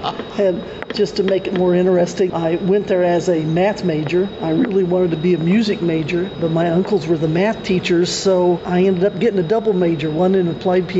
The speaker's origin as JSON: {"language": "English", "town": "Hoxie", "region": "Kansas", "country": "United States", "tie": "born or raised there", "said": "I grew up in Hoxie, and I had three other sisters, so there was four of us girls in the family, and we all grew up here."}